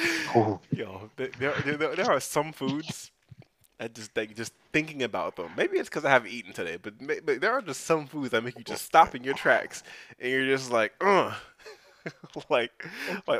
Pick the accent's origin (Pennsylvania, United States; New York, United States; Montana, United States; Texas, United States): New York, United States; moved away; I was born and raised in New York, Queens, New York